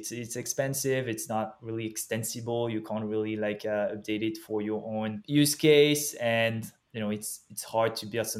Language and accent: English; France; accent: French; English is a second language; moved away; also born or lived in Paris; Back in Paris, French, obviously, as you can hear from my from my accent.